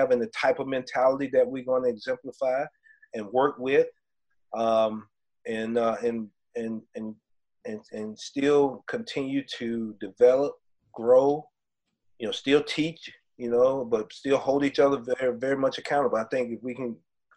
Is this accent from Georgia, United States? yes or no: yes; Georgia, United States; I'm from Georgia as well. I'm not the school Georgia. I'm from the state of Georgia.